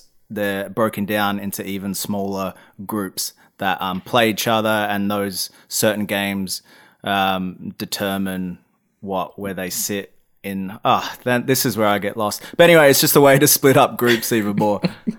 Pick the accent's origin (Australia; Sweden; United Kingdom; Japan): Australia; especially as an Australian, right? We don't have any of that in our sports.